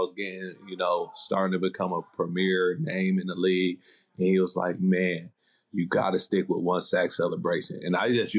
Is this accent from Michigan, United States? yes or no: yes; Michigan, United States; moved away as an adult; also born or lived in Baton Rouge, Louisiana; So all my family's still down there. So for some reason, my mom decided to move to Michigan when I was a baby. And so I grew up in Michigan. So now a lot of people really know I got the Louisiana roots.